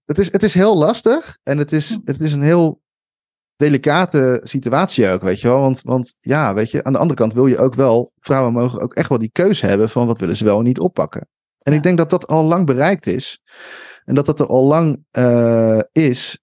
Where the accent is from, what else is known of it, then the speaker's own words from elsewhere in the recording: Schiedam, South Holland, Netherlands; moved away; ik kom uit Schiedam en, eh, en daar had je dan de Hoge Straat